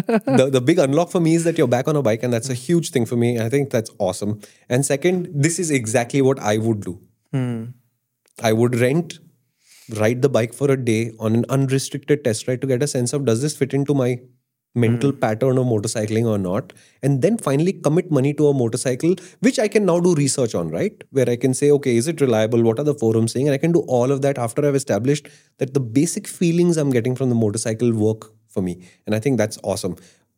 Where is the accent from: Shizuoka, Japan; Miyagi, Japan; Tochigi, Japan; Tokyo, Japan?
Shizuoka, Japan; Iwata; It doesn't mean me versus you because I come from Iwata and you come from somewhere else.